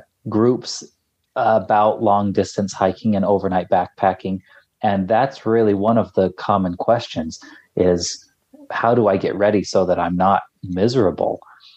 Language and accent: English; Salt Lake City, Utah, United States; No, I grew up in Salt Lake City.